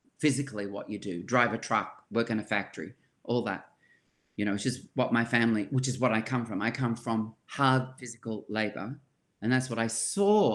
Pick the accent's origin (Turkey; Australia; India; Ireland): Australia; Sydney, New South Wales; when I was growing up in Surry Hills, it was multicultural.